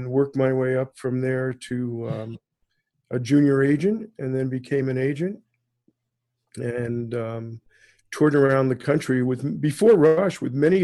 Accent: New York City, New York, United States; moved away as an adult; now in Toronto, Canada; I am American born in New York City, and sort of transplanted myself in Canada in 1974.

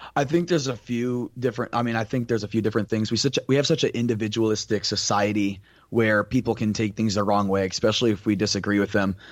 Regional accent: Tampa, Florida, United States; moved away as an adult; now in Naples, United States; I am from Tampa, Florida originally, and right now I go to school out in Naples, Florida

